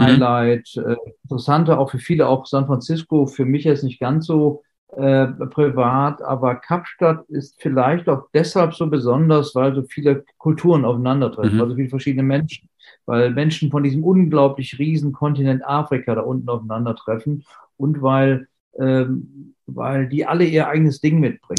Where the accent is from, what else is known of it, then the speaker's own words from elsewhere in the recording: Germany; bei uns in Deutschland